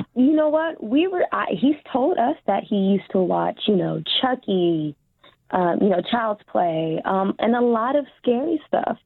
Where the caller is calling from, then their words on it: California, United States; I am calling from California